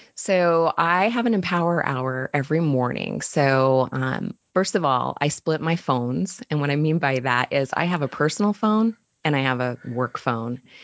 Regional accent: Utah, United States; moved away as an adult; also born or lived in Chicago; I'm from Utah, and we moved back here about two years ago. We were in Chicago for almost um, four years, and happy to be back home.

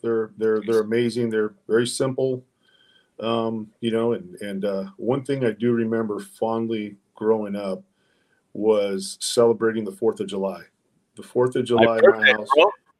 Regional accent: Mexico; English is a second language; Yeah, I was an ESL student, man. I was the whitest Mexican in class, man. You know, I couldn't speak English, man, you know, and I had a hard time pronouncing words.

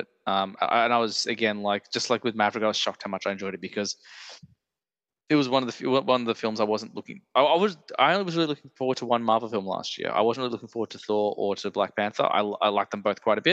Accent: Australia; an Australian movie podcaster

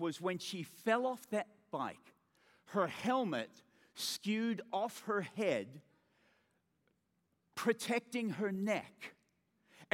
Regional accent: Australia; accent: Australian; being an Australian, we say awe just like

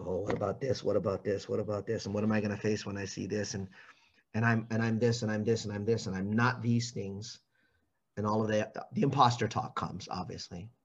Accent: Hawaii, United States; my friends, the ones that I grew up with in Hawaii

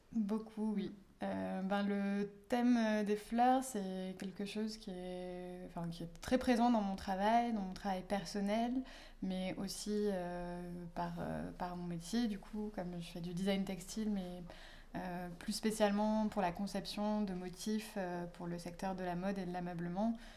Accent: south of France, France; moved away; dans le sud de la France, donc euh, là où j'ai grandi et d'où je suis originaire

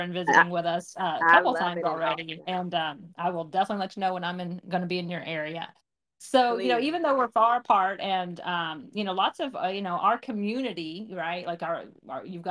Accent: Waco, Texas, United States; now in Austin, United States; we're both originally from Waco. And so that's where we met, funny enough, in sixth grade

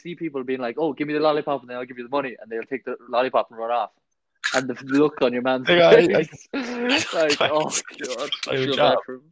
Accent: Ireland; As proud as I am being from Ireland

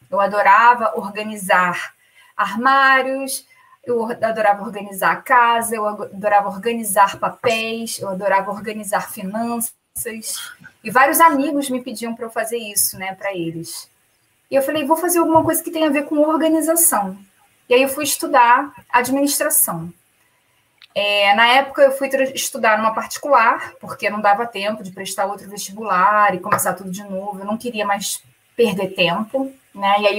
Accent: Rio de Janeiro, Brazil; moved away as an adult; now in Dublin, Ireland; tô, na, tô em Dublin, na Irlanda. É, tô aqui há quatro anos e meio. Originalmente eu sou do Rio, do Rio de Janeiro.

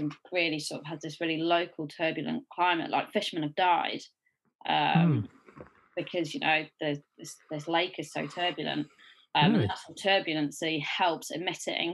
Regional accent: Sheffield, Yorkshire and the Humber, United Kingdom; I grew up in Sheffield. Like my whole life

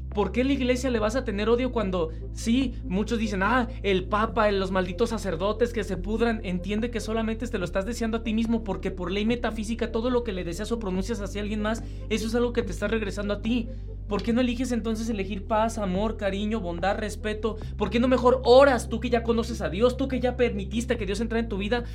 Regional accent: Mexico; que soy mexicano

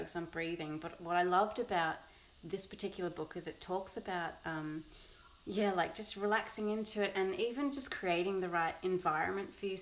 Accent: Sydney, New South Wales, Australia; moved away; we're originally from Sydney.

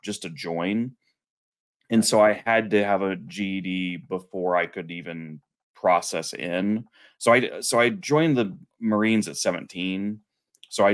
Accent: Colorado, United States; also born or lived in Kansas; I was born in Kansas, but grew up in Colorado. We moved here when I was six, so it's all I've ever known.

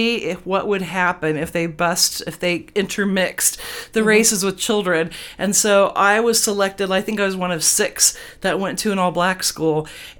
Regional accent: United States; I was born in Hayes, USA.

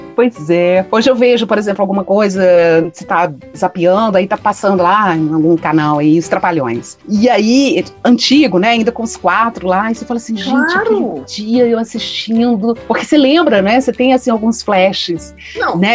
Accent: João Monlevade, Minas Gerais, Brazil; quando era criança, pequenininha, em João Molevade

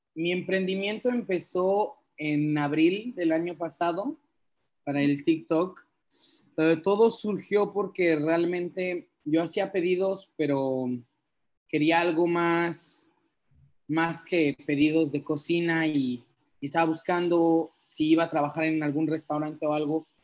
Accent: Cancún, Quintana Roo, Mexico; also born or lived in Bordeaux, France; nací en Cancún, pero mis papás son franceses

